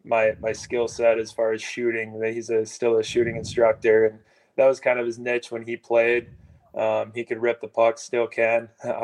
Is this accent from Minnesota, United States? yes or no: yes; Blaine, Minnesota, United States